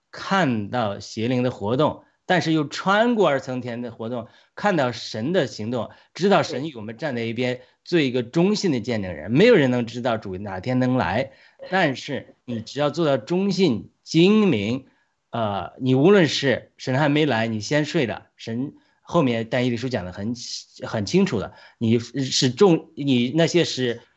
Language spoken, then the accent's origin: Chinese; China; 我们中国人还活在这个 元朝大清帝国的心态嘛